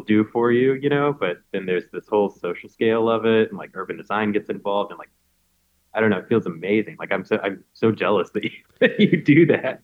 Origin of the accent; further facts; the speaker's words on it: Macon, Georgia, United States; moved away as an adult; my hometown. I mean, it's kind of it's Macon